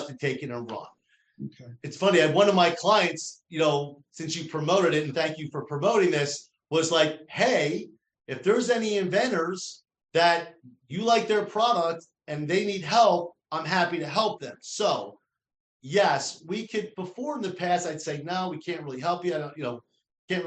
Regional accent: New Jersey, United States; accent: New Jersey; My New Jersey accent just turned to Canadian.

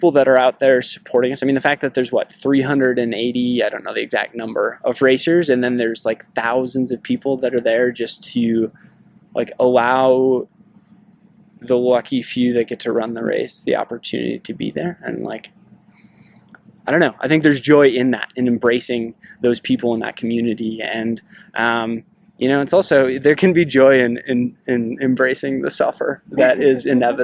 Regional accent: northern Minnesota, United States; I grew up in northern Minnesota

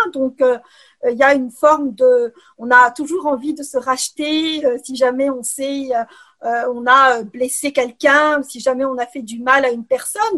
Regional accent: Algeria; moved away as an adult; also born or lived in Ukraine / Quebec, Canada / France; now in Brussels, Belgium; je suis née en Ukraine euh, et j'ai grandi en Algérie

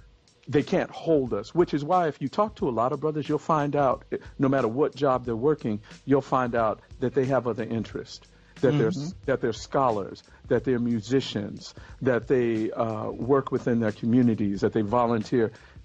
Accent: Texas, United States; born there; Okay, I was born in Texas, but I had a really nomadic existence growing

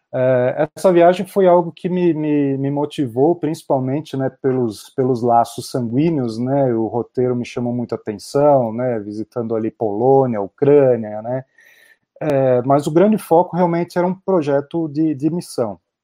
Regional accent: São Caetano do Sul, São Paulo, Brazil; moved away as an adult; now in Texas, United States; E sou nascido em São Paulo, cresci aí no, no ABC Paulista, em São Caetano

